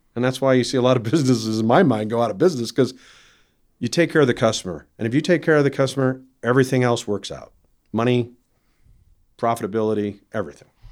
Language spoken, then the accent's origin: English; Iowa, United States; growing up in Iowa